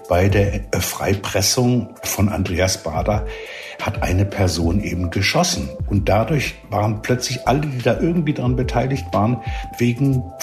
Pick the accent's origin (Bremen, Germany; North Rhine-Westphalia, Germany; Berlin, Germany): Berlin, Germany; moved away as an adult; ich {S0} bin in West-Berlin äh, aufgewachsen, weitgehend, bis 19, Ende 1969 und habe da die Studentenbewegung als Schüler mitbekommen